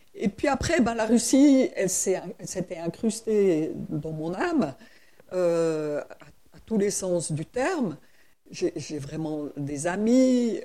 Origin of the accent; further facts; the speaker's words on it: Switzerland; je suis suisse